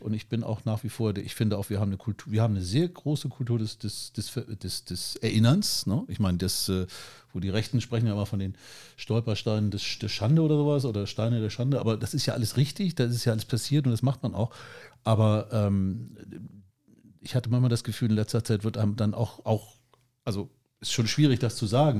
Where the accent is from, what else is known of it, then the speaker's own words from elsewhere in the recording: Germany; für uns vielleicht als Deutsche